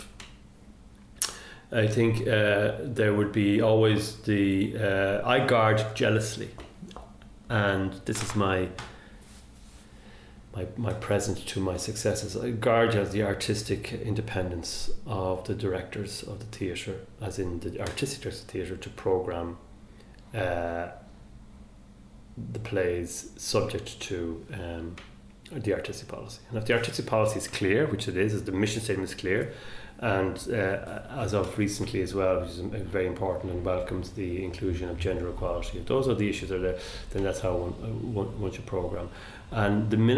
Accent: Dublin, Leinster, Ireland; also born or lived in Stillorgan; I grew up for the first 6-7 years in Stourorgan, and then moved to Rathgar

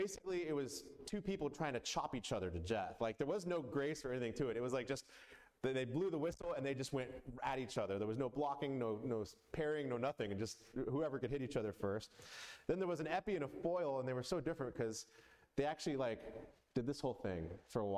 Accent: Atlanta, Georgia, United States; I grew up mostly in Atlanta

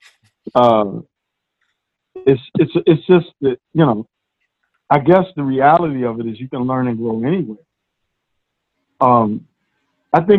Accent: New York City, New York, United States; about two blocks from where I grew up

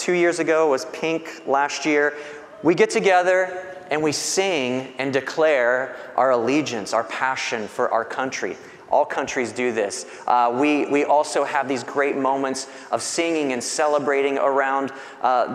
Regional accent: Bradenton, Florida, United States; I was born in Bradenton

